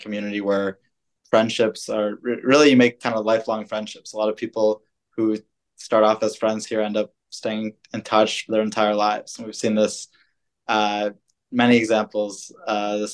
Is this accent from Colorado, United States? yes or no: no; Boston, Massachusetts, United States; I'm originally from Boston.